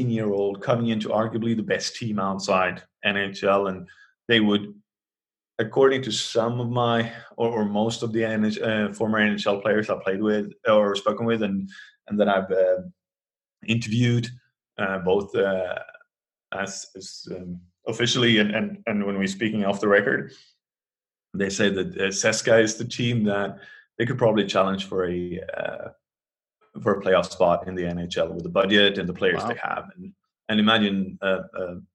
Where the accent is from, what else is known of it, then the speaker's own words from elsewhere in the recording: Sweden; I'm from Sweden. I grew up in the 80s